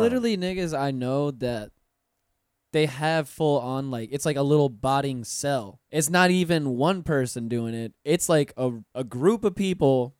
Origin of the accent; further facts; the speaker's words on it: Pensacola, Florida, United States; now in Orlando, United States; I'm from Pensacola